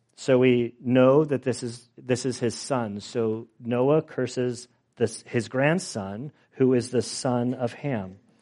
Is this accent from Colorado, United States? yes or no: no; California, United States; I'm from California.